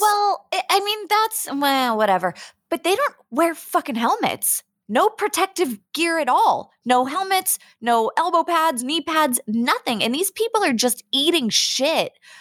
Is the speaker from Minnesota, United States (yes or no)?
no; Pittsburgh, Pennsylvania, United States; now in San Diego, United States; I'm originally from the Berg. I'm from Pittsburgh